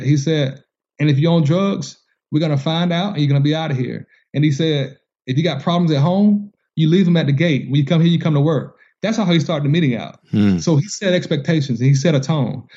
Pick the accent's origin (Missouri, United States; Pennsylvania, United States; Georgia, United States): Georgia, United States; I'm from Georgia.